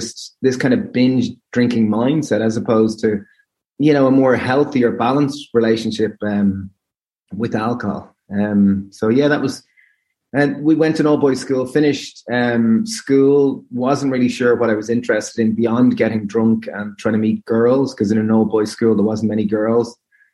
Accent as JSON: {"language": "English", "town": "Greystones", "region": "County Wicklow", "country": "Ireland", "tie": "born or raised there", "said": "We grew up in a little town called Greystones, County Wicklow."}